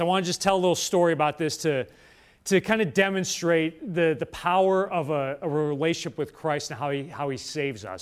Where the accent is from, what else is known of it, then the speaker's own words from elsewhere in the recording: Winnetka, Illinois, United States; also born or lived in Rome; faith, hope, and charity is my home parish, uh, where I grew up in Winnetka, Illinois. It's where I'm, I'm from.